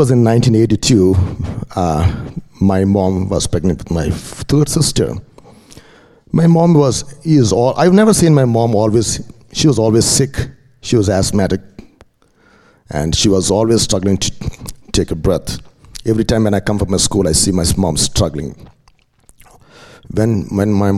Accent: India; moved away; I'm from India. I'm raised up in a Christian family.

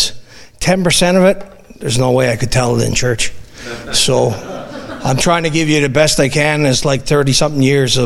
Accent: Newfoundland and Labrador, Canada; moved away as an adult; also born or lived in Fort McMurray / Spruce Grove; if you can tell by my accent, I'm from Newfoundland

